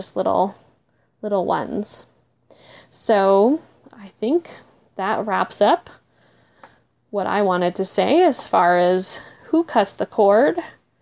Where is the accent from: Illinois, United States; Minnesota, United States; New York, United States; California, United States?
Minnesota, United States; I am from Minnesota